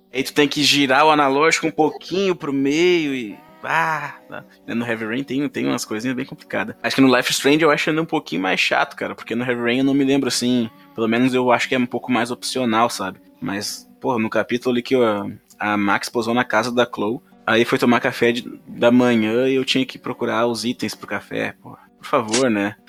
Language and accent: Portuguese; Rio Grande do Sul, Brazil; accent: gaúcho; o meu sotaque foi gaúcho nesse começo